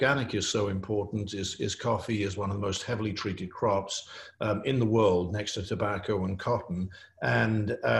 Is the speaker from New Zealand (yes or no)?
no; England, United Kingdom; you can tell I'm English